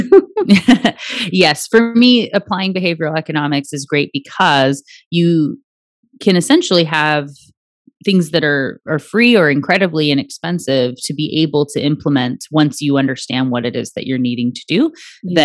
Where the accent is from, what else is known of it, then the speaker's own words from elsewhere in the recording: Anchorage, Alaska, United States; I was born in the Native hospital in Anchorage